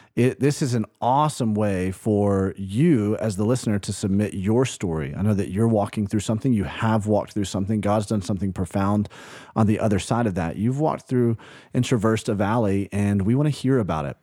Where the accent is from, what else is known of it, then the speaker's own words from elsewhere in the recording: Birmingham, Alabama, United States; moved away; also born or lived in Tuscaloosa, Alabama; grew up in Birmingham, Alabama, lived in Tuscaloosa, Alabama